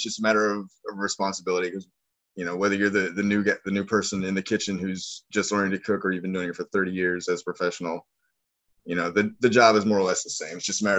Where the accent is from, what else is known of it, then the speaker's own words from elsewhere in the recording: Midwest, United States; now in New Orleans, United States; Like I said, I grew up in the Midwest, and then I bounced around with the military and ended up settling in New Orleans.